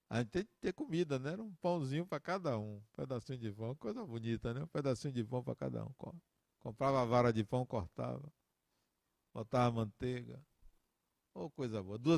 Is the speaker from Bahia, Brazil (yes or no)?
yes; Salvador, Bahia, Brazil; also born or lived in Acajutiba; 1964, dia 26 de janeiro de 1964, a família migrou da metrópole onde eu nasci, chamada Acajutiba, para Salvador. Migramos.